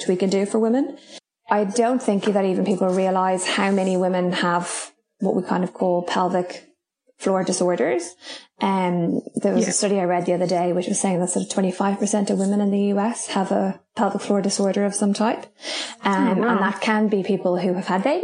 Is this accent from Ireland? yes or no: yes; Ireland; moved away as an adult; now in Raglan, New Zealand; I am Irish, in case you can't tell by my accent. But I moved to New Zealand about 10 years ago